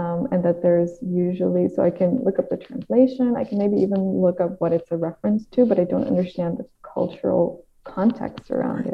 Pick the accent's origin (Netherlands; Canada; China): Netherlands; English is a second language; I'm from the Netherlands